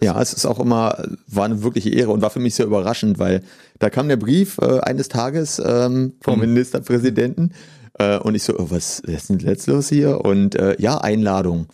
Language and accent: German; Potsdam, Brandenburg, Germany; gebürtiger Potsdamer, hatte früher auch mal vor, dann wegzugehen und habe mich aber trotzdem immer wieder für Potsdam entschieden